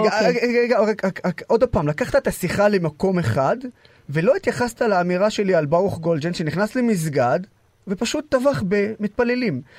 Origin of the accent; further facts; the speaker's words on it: Israel; כערבי ישראלי